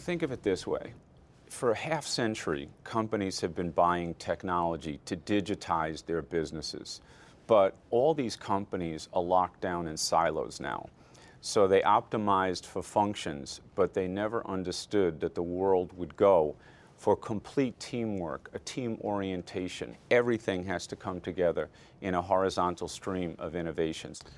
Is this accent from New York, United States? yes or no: yes; Amityville, New York, United States; also born or lived in Flushing, New York; I was born in Flushing, New York, grew up in Amityville, Long Island